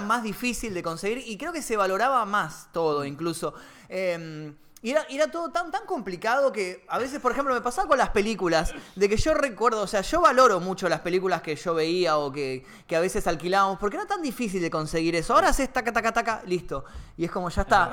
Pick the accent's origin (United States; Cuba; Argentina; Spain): Argentina; Temperley, Buenos Aires Province; yo soy oriundo de Temperley